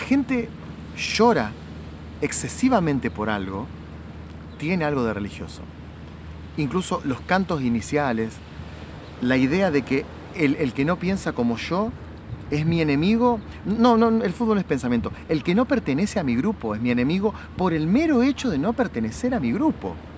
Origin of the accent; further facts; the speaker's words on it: Argentina; en mi país, en Argentina